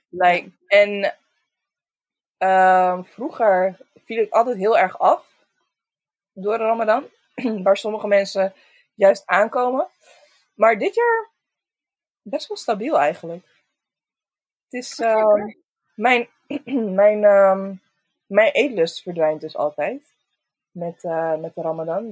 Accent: Roosendaal, North Brabant, Netherlands; ik kom uit Roosendaal

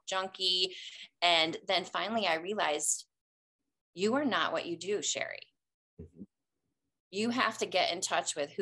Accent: just outside of East Lansing, Michigan, United States; I grew up just outside of East Lansing there

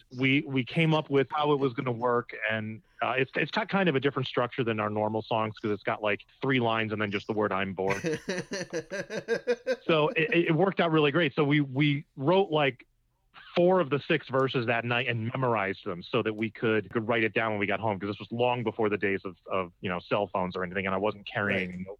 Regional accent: Trumbull, Connecticut, United States; I grew up in Trumbull, Connecticut

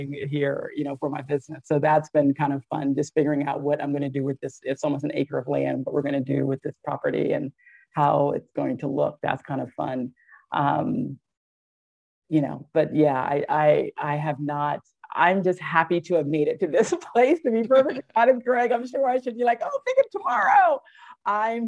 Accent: Virginia, United States; also born or lived in Philadelphia, Pennsylvania; Virginia girl, pretty much. I was born in Philadelphia. My parents moved me here when I was three.

